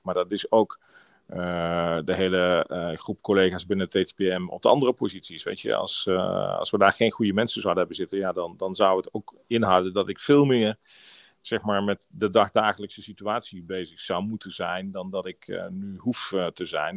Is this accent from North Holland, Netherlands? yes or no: no; Maastricht, Limburg, Netherlands; moved away as an adult; also born or lived in Tilburg; In Maastricht, eh, ben ik, eh, ben ik geboren. En, eh, tot mijn twintigste heb ik, eh, heb ik in, eh, Maastricht, eh, gewoond. En, eh, mijn hele jeugd, eh, doorgebracht.